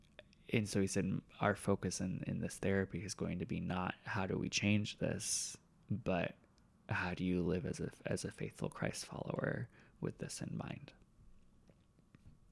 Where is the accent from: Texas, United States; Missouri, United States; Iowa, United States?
Iowa, United States; moved away as an adult; also born or lived in Northwest Arkansas / Seattle; I grew up in Iowa